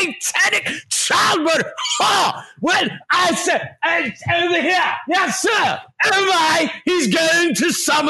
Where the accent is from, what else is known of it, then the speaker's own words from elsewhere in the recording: American South, United States; accent: Southern; I'm American. Everybody laugh at my Southern accent